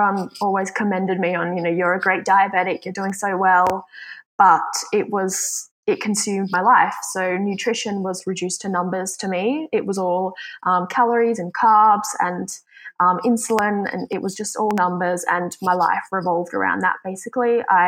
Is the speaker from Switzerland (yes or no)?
yes; Switzerland; now in Australia; I am originally from Switzerland, though, but I call Australia home because I've been living here for a really long time.